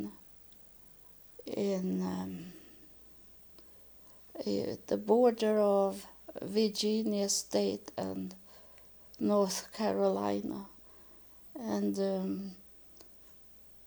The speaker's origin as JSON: {"language": "English", "country": "Sweden", "tie": "born or raised there", "second_language": "English", "said": "I was born in Sweden, and we didn't have so many churches."}